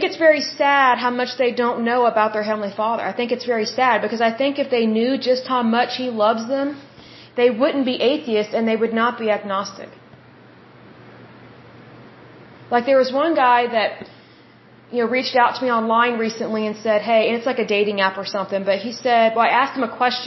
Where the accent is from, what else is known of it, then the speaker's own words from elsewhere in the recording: Oklahoma, United States; I'm from Oklahoma, and here in Oklahoma